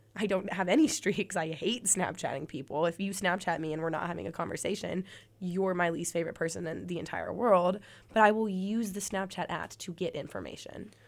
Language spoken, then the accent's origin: English; Birmingham, Alabama, United States; now in Auburn, United States; I'm from Birmingham